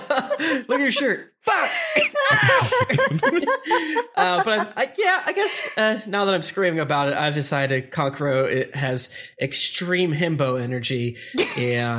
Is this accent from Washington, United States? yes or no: no; Florida, United States; I'm from Florida